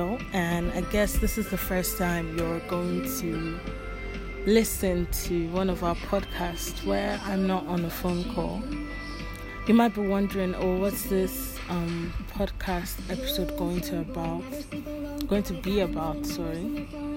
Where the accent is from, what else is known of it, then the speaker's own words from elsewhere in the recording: Delta, Nigeria; now in Lagos, Nigeria; I'm from Delta State. Yeah, Delta